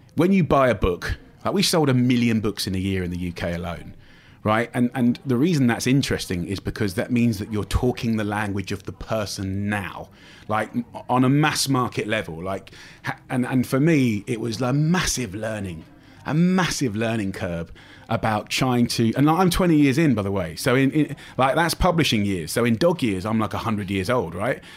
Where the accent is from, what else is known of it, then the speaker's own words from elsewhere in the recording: United Kingdom; me being British